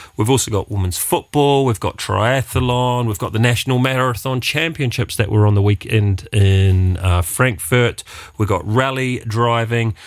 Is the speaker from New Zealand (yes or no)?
yes; Wellington, New Zealand; moved away as an adult; now in Luxembourg; I come from Wellington